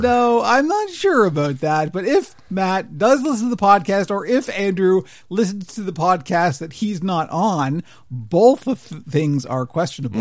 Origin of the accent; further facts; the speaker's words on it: Canada; an older Canadian who doesn't really do the patriotism thing